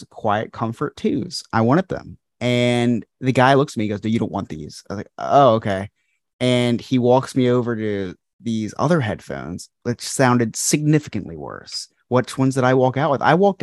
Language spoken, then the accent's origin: English; New Jersey, United States; born or raised there